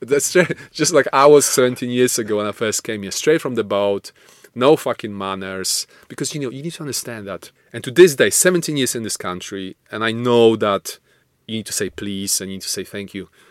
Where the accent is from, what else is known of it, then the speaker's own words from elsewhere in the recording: Poland; moved away; I'm Polish, not Russian